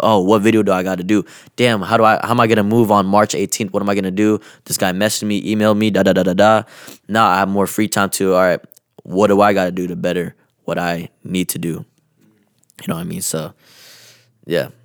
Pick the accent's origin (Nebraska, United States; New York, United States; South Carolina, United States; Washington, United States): Washington, United States; Kent; being from my hometown here